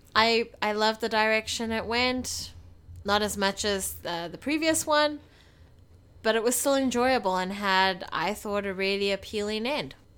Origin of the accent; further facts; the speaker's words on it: South Africa; we're South African